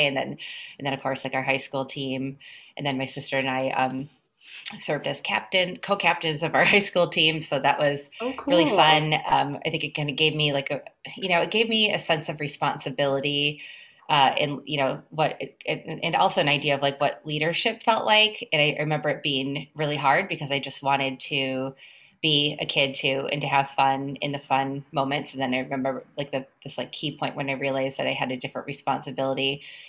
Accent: Minnesota, United States; moved away as an adult; now in New York, United States; I came to New York from Minnesota to go to graduate school at Columbia.

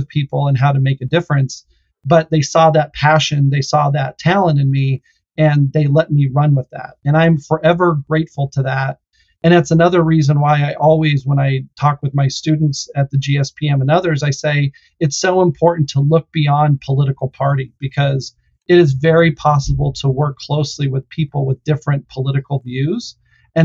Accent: Lakewood, Colorado, United States; I actually grew up in Colorado, just in a town called Lakewood, which is a big suburb outside of Denver, on a horse ranch.

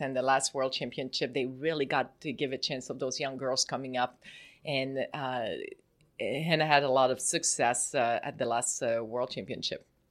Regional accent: Canada; moved away as an adult; now in United States; I'm from Canada, I'm born there, I play for Canada, the Olympics

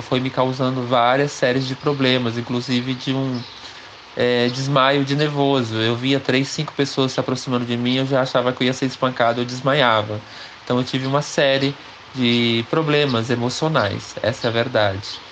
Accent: Pindamonhangaba, São Paulo, Brazil; also born or lived in Congonhas do Campo, Minas Gerais / Caxias, Maranhão; saí de Caxias do Maranhão para Pindamonhangaba aos sete anos. E aí saí com 30 anos

